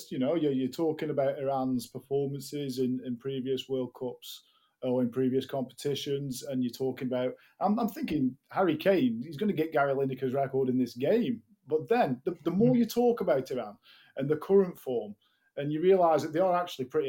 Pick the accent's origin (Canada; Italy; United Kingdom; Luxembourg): United Kingdom; England; as English fans